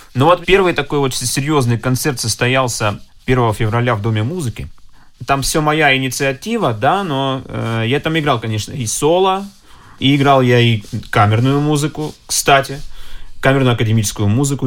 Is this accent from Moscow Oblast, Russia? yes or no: no; Yeysk, Krasnodar Krai, Russia; moved away; also born or lived in Moscow; Я всего лишь из города Ейска, Краснодарского края.